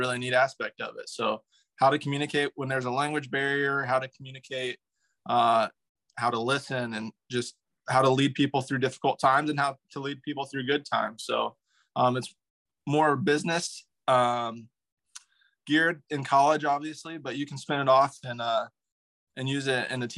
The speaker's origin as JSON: {"language": "English", "region": "Northern Indiana", "country": "United States", "tie": "born or raised there", "said": "growing up in Northern Indiana"}